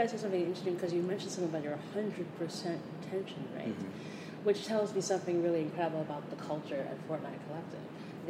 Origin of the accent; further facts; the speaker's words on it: New York, United States; As a New Yorker, I'm like, what? Hike?